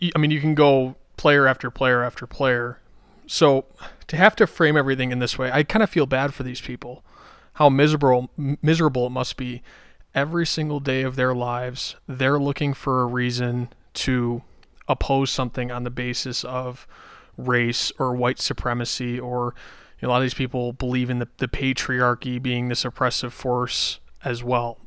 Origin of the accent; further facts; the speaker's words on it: Buffalo, New York, United States; I'm from Buffalo